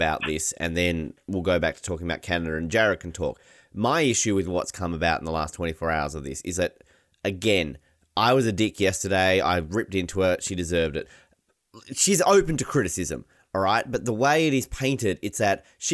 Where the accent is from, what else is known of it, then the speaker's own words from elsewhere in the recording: Australia; I'm Australian